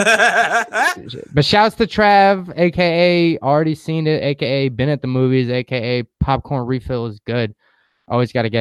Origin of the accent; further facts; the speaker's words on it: Huntington, New York, United States; moved away; my hometown of Huntington